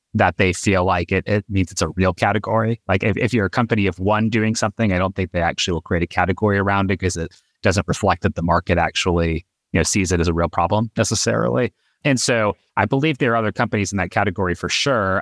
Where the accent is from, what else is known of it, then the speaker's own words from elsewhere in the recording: Atlanta, Georgia, United States; We grew up in Atlanta, and our high school was twenty-five miles away from where we lived.